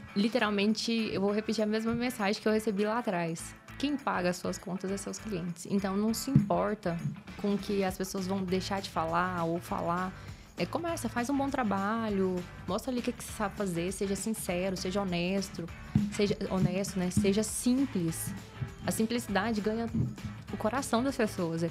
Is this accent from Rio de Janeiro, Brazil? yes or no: no; Goiás, Brazil; eu sou goiana raiz do interior, falo bem errado mesmo